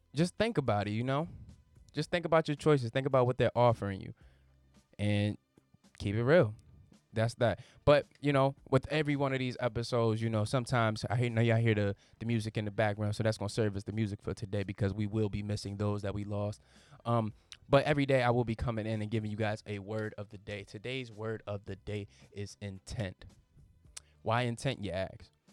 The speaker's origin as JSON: {"language": "English", "region": "Virginia", "country": "United States", "said": "I'm from Virginia."}